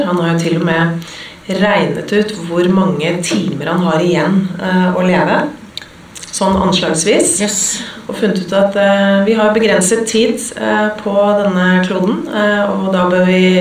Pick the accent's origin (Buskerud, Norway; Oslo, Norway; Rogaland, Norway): Oslo, Norway; jeg vokste opp eh, midt i Majorstukrysset